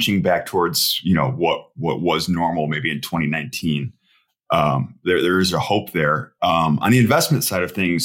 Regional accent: Midwest, United States; As a Midwesterner

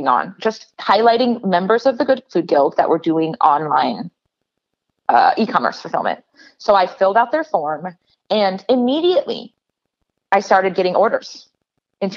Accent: Portland, Oregon, United States; I grew up in Portland

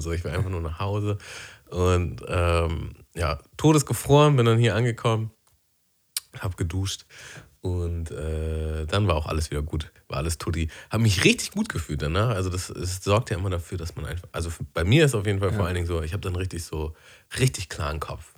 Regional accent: Germany; moved away; aufs Dorf, wo ich aufgewachsen bin.

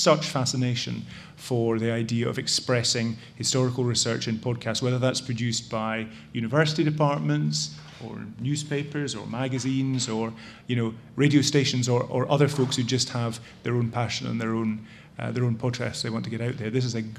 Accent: Scotland, United Kingdom; accent: Scottish; now in United States; As you can tell from my accent, which has not fully completed its transition from Scotland to America, I'm a Brit.

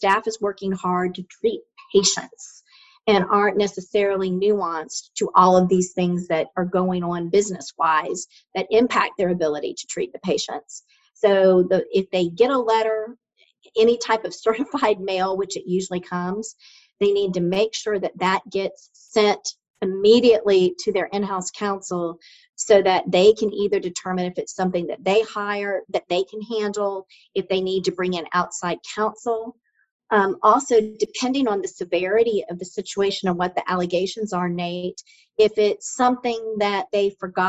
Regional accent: Polk County, Florida, United States; I'm originally from Imperial Polk County.

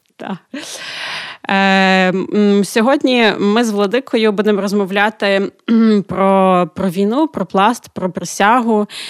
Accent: Ukraine; Ми з України.

